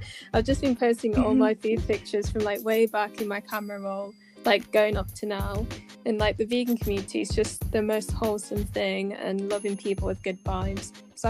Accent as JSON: {"language": "English", "country": "United Kingdom", "tie": "born or raised there", "also_born_or_lived": "South Africa / Zambia", "said": "my family is Zambian, and then I was born in South Africa, and then obviously grew up in Britain from age 4, so I've got like dual heritage, dual citizenship"}